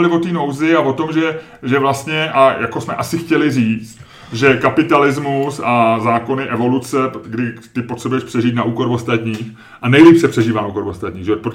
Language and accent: Czech; Lazio, Italy; accent: Roman; Czech is a second language; now in Czech Republic; Já mám vyloženě jako z oblasti Říma a tak. Já jsem v střední Itálie, je, moje, je můj region.